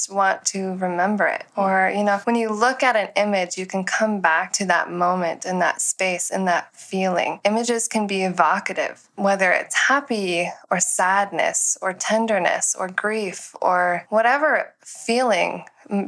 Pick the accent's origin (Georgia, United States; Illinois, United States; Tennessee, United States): Tennessee, United States; moved away as an adult; when I turned 20 years old, I moved west from Tennessee